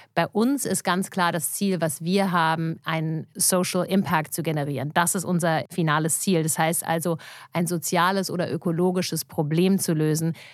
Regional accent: Germany; ich war natürlich sehr behütet auch aufgewachsen hier in Deutschland, auch noch mit einer kanadischen Mutter

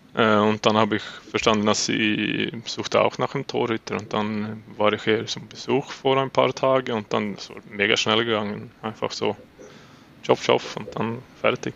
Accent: Uppsala, Uppsala County, Sweden; German is a second language; moved away as an adult; now in Switzerland; Ich äh, hatte in Uppsala dann vor äh, meinem ganzen Leben gewohnt und war das aufgewachsen in Uppsala

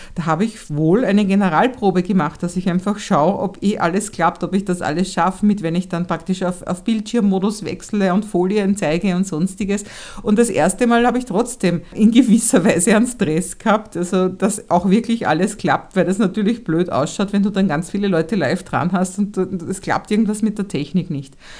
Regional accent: Vienna, Austria; ich als Wienerin

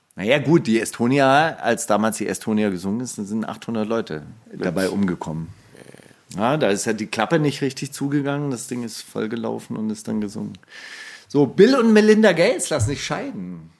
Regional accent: Stuttgart, Baden-Württemberg, Germany; ich bin ja in Stuttgart aufgewachsen

